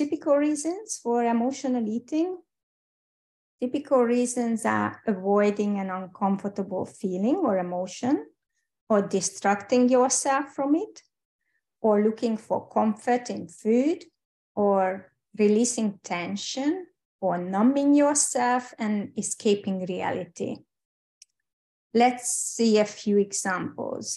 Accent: Hungary; English is a second language; moved away as an adult; also born or lived in United Kingdom / Switzerland; I'm Hungarian, by the way, and hope you don't mind my accent

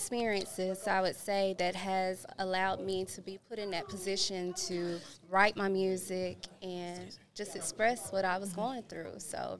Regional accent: Tupelo, Mississippi, United States; I'm from Mississippi.

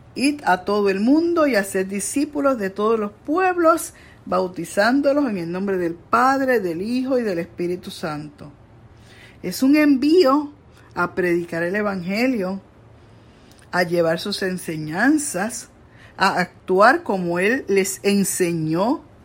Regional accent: Coamo, Puerto Rico; allá en mi pueblo de Cuamo

